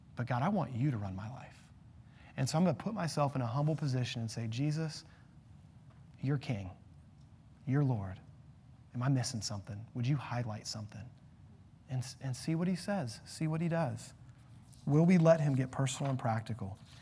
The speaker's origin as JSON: {"language": "English", "country": "United States", "said": "as an American"}